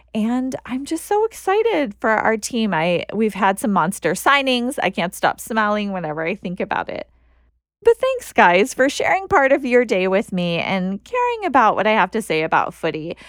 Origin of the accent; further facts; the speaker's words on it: United States; being an American